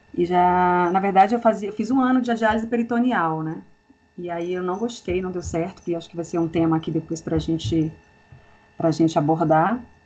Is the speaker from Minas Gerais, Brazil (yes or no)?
no; Brasília, Federal District, Brazil; eu sou de Brasília, moro em Brasília há 20 anos